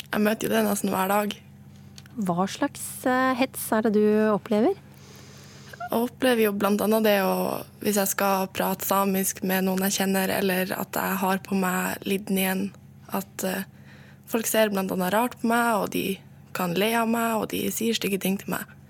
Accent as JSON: {"language": "Norwegian", "country": "Norway", "said": "Og hvis jeg da drar til Oslo, så er det ingen som legger et merke til at jeg er same."}